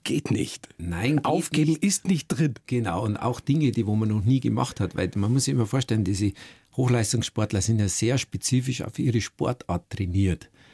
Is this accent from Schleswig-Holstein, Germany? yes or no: no; Schliersee, Bavaria, Germany; meine Familie und meine Heimat am Schliersee